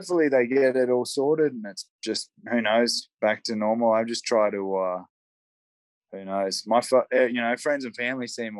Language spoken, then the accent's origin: English; Brisbane, Queensland, Australia; accent: Aussie; moved away as an adult; also born or lived in Northern Rivers, New South Wales; now in United States; I grew up in Brizzy, actually, right. Southeast Queensland.